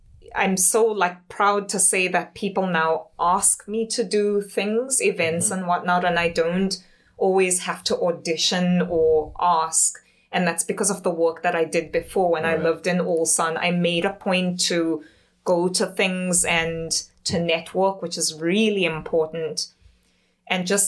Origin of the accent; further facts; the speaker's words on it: South Africa; now in South Korea; I'm from South Africa.